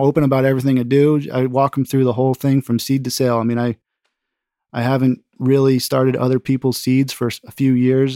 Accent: Connecticut, United States; also born or lived in West Coast / Alaska; now in Vermont, United States; I'm from Connecticut

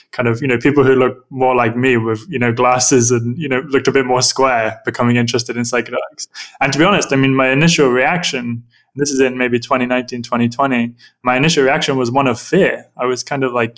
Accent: Suffolk, East of England, United Kingdom; I grew up in Suffolk in the countryside

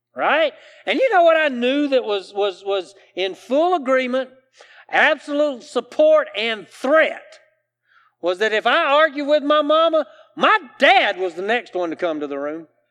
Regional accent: South Carolina, United States; I grew up here in the South, in South Carolina

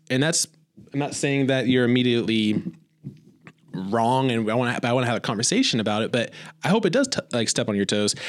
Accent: Indiana, United States; now in Joplin, United States; growing up in Indiana

